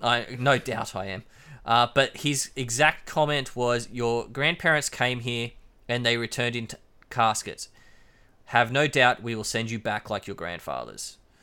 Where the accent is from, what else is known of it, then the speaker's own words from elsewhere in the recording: Queensland, Australia; As much as I love being a Queenslander and being from Queensland